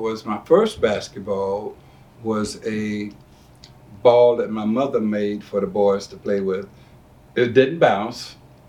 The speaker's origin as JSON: {"language": "English", "town": "Silver City", "region": "Mississippi", "country": "United States", "tie": "born or raised there", "said": "growing up in Silver City, Mississippi, where there was so much racism, so much hate, and so much anger. And I lived in a Klan city, a Klan town."}